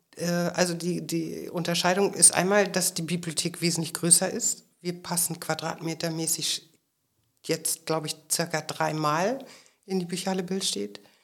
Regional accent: Schleswig-Holstein, Germany; ich komme aus Schleswig-Holstein

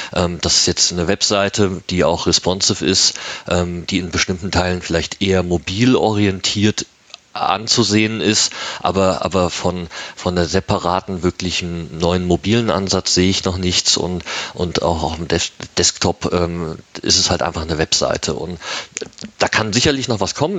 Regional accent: Germany; moved away as an adult; now in Switzerland; ich bin Deutscher, der in der Schweiz seit zwölf Jahren lebt

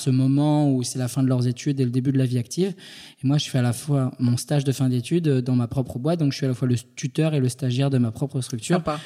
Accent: Île-de-France, France; also born or lived in Paris; je suis né en Ile-de-France

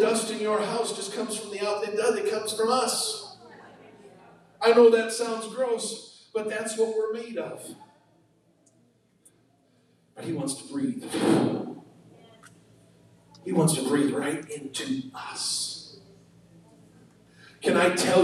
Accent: United States; I was born in the USA

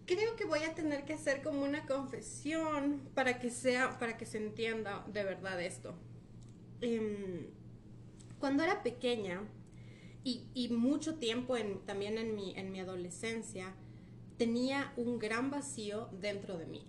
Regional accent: Ecuador; moved away; also born or lived in Argentina / Brazil; vengo curiosamente de una familia de padre colombiano, madre peruana, yo nací en Ecuador

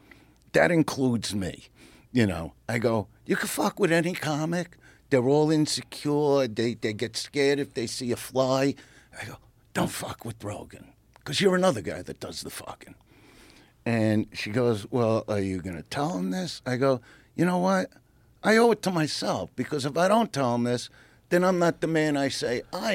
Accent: Brooklyn, New York, United States; I'm from Brooklyn.

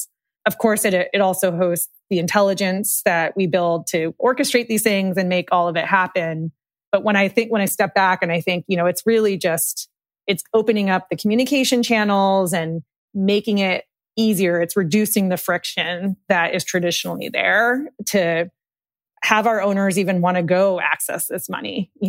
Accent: Massachusetts, United States; I moved around a lot, but most of my like childhood was in the Boston area, and we lived in like a really like rural leafy town spent my summers outside in Maine.

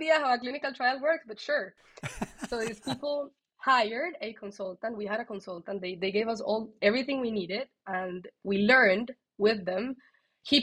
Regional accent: Colombia; that's my Colombian side

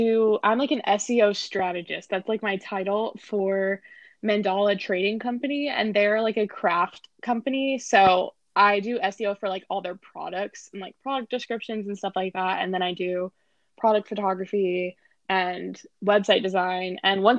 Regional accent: Austin, Texas, United States; also born or lived in Los Angeles, United States; So, I like to say that I'm from Austin because I pretty much grew up in Austin. I moved here when I was 10 years old and I lived here until I was 18. And then I moved to LA.

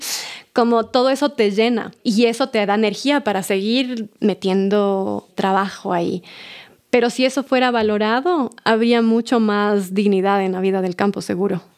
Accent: Pifo, Pichincha, Ecuador; born or raised there

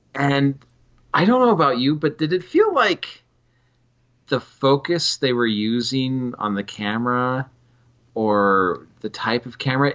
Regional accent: Carson City, Nevada, United States; Carson City

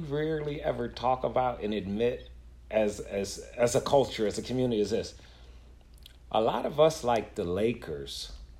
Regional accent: Buffalo, New York, United States; I'm from Buffalo, man. I'm from Buffalo.

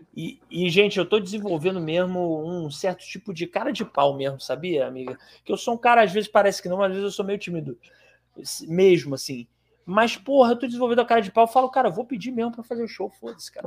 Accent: Ceará, Brazil; eu sou do Ceará e eu tenho primos em Pernambuco também.

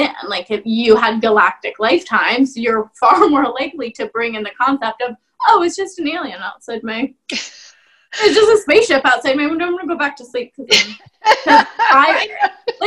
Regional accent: Bucks County, Pennsylvania, United States; I grew up in Bucks County.

